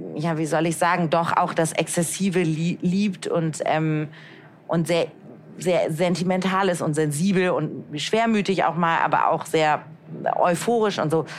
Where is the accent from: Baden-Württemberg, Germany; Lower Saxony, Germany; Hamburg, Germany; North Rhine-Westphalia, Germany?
Hamburg, Germany; now in Frankfurt, Germany; Ich komme aus Hamburg